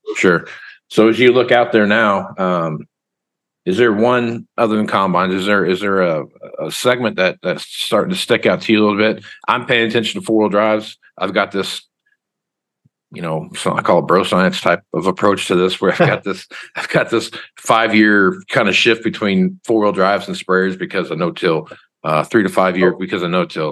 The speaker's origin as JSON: {"language": "English", "town": "Wichita", "region": "Kansas", "country": "United States", "said": "I'm from Wichita, Kansas"}